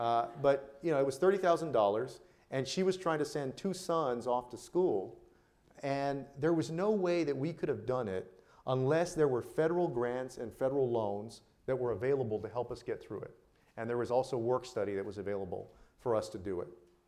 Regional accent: South Texas, United States; I'm from South Texas

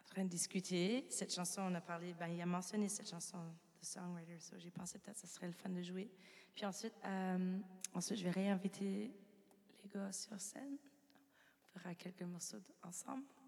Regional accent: New Brunswick, Canada; je viens du Nouveau-Brunswick.

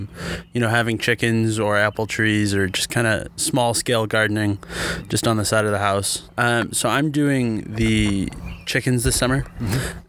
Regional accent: Chicago, Illinois, United States; I'm a history education double major, and I'm from Chicago.

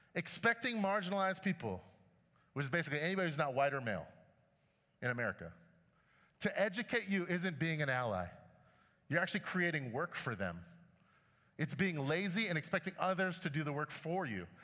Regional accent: Chicago, Illinois, United States; When I was growing up in Chicago

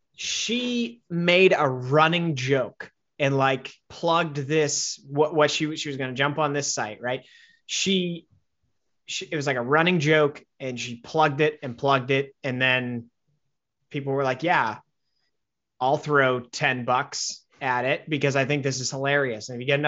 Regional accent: Wisconsin, United States; Growing up in Wisconsin.

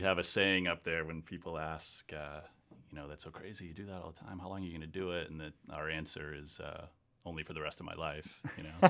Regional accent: Salem, Massachusetts, United States; moved away as an adult; also born or lived in California / South Boston, Massachusetts / Colorado; i grew up in salem on the north shore

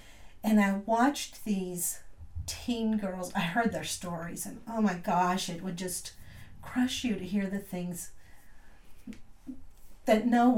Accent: West Virginia, United States; We came from West Virginia.

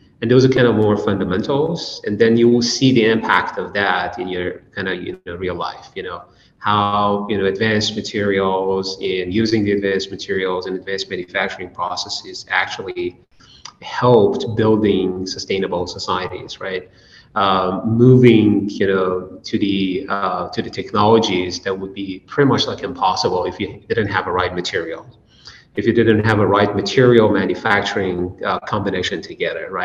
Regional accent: Iran; moved away as an adult; also born or lived in Toledo, Ohio; now in United States; I was grew up in Iran, and I did my bachelor and master degree at the University of Tehran in Iran

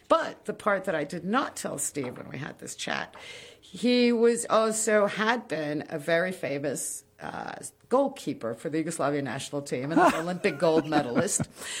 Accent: Morocco; also born or lived in Kinshasa, Congo / Colombia; Well, because I grew up in Africa.

